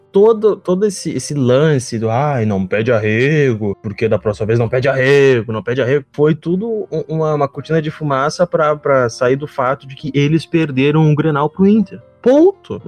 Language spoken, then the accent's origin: Portuguese; Alvorada, Rio Grande do Sul, Brazil; eu sou de Alvorada